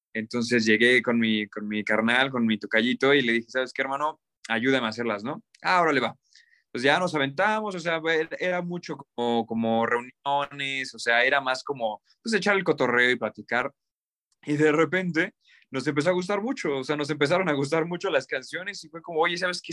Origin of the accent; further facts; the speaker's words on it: Cuernavaca, Morelos, Mexico; moved away as an adult; now in Mexico City, Mexico; nosotros somos de Cuernavaca, Morelos